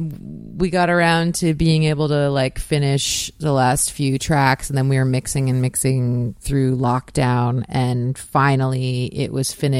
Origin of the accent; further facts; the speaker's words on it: Peterborough, Ontario, Canada; moved away as an adult; now in St. John's, Canada; My parents live in Peterborough. Yeah, I'm from Peterborough, Ontario